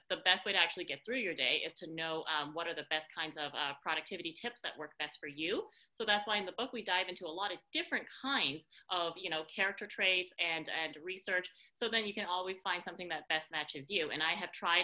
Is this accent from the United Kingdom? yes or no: no; Canada; also born or lived in San Francisco; now in Montreal, Canada; I live in Montreal, Canada, which is where I am today